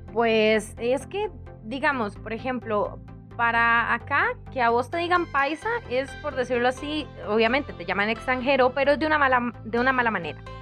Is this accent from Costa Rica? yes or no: yes; Costa Rica; acá en mi pueblo en Zampa se usa mucho.